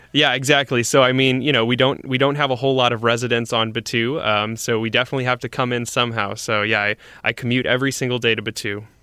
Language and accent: English; St. Louis, Missouri, United States; moved away; I grew up in Saint Louis, Missouri